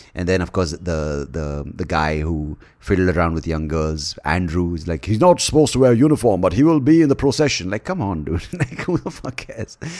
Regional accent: India; as an Indian

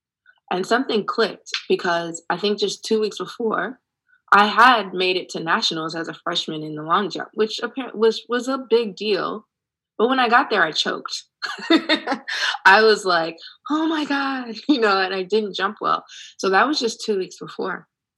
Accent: Ohio, United States; But guess what? I'm from Ohio. This is nothing new.

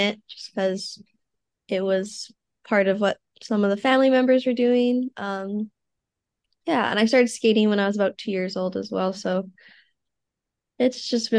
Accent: Regina, Saskatchewan, Canada; moved away; I'm from Canada. I was born in Regina, Saskatchewan, which is in the middle bottom of the country.

